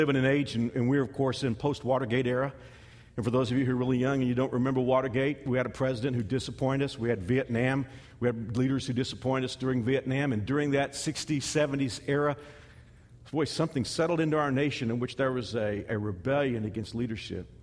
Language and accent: English; United States; as American Christians